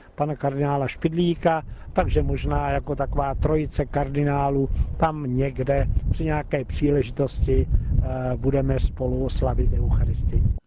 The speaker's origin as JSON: {"language": "Czech", "country": "Czechia", "said": "nám, Čechům"}